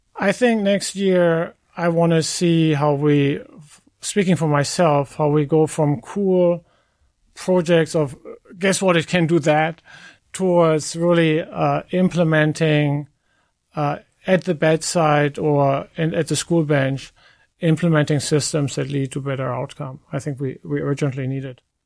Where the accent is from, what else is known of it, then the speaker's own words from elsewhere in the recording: Germany; moved away; I, I come from Germany. My parents live in Germany, get care in Germany.